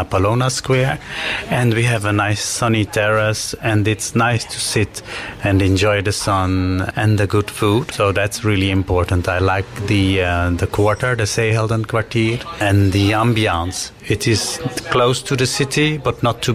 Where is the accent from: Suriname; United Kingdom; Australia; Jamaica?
Suriname; now in The Hague, Netherlands; I'm from Suriname